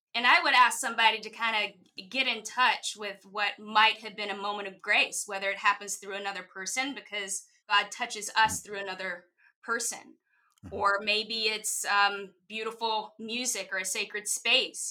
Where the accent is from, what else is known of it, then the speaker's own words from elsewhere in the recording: Mississippi, United States; now in New York City, United States; I was raised in the Bible Belt in Mississippi